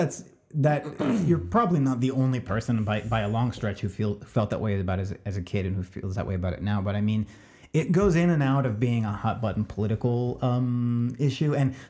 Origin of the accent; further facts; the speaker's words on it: California, United States; as a child growing up in Southern California and passing for white